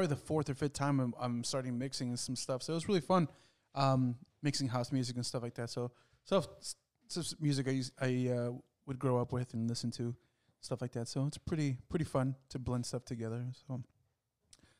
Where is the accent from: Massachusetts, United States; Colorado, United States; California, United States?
California, United States; the Bay Area; moved away; I grew up here in this area